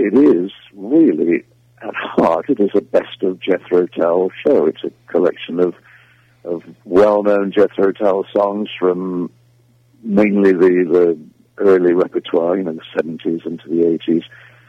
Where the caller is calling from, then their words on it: South West England, United Kingdom; I'm calling you from the West Country of England, where I'm currently doing